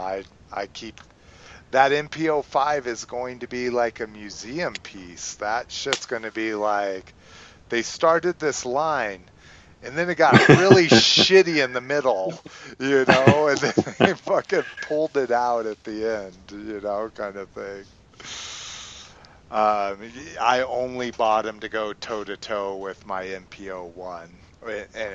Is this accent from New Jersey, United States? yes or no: no; New Mexico, United States; I'm from New Mexico, where I spent basically my entire high school cruising.